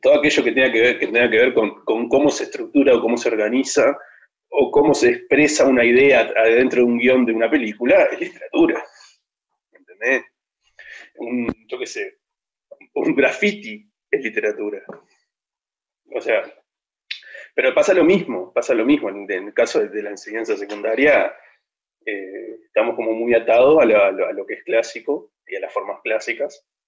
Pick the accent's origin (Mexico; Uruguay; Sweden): Uruguay; Juan Lacaze, Colonia; nosotros originalmente somos de Colonia